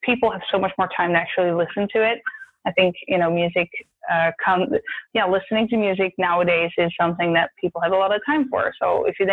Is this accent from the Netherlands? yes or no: yes; Netherlands; now in Sweden; the Netherlands, where I'm from